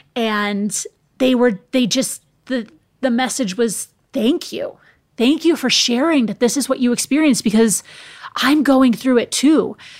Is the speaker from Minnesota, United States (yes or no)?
yes; Minnesota, United States; now in California, United States; I'm from the Midwest in the United States. I'm from Minnesota.